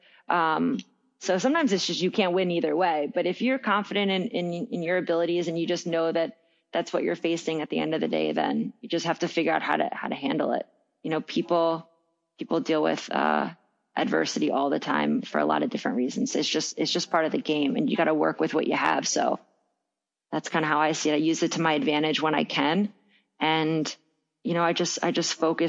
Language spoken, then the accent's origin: English; Villanova, Pennsylvania, United States; also born or lived in Philadelphia; I grew up in Villanova right outside the city